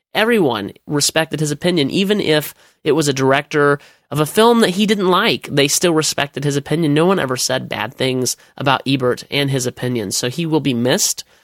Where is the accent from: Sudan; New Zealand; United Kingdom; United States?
United States; as an American